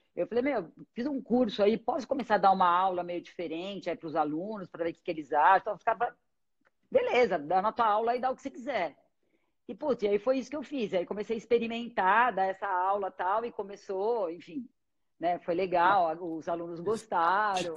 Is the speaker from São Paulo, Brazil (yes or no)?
yes; ABC Paulista, São Paulo, Brazil; moved away as an adult; now in São Paulo, Brazil; eu sou do ABC